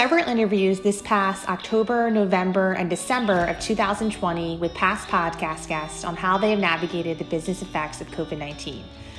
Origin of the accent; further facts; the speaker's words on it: Avalon, New Jersey, United States; We grew up in Avalon, New Jersey together